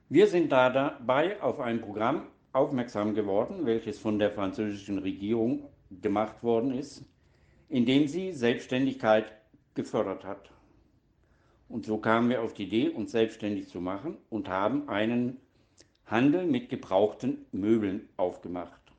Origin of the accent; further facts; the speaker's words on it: Donaueschingen, Baden-Württemberg, Germany; Geboren wurde ich im Dezember 1959 in Donaueschingen und habe dort auch die Schule besucht und bin auf, dort aufgewachsen.